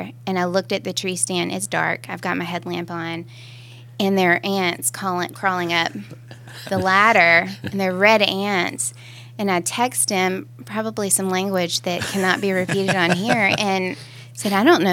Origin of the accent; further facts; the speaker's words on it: Jackson, Tennessee, United States; also born or lived in Alabama / Nashville, Tennessee; now in Smyrna, United States; I come from Jackson, Tennessee. I'm originally from West Tennessee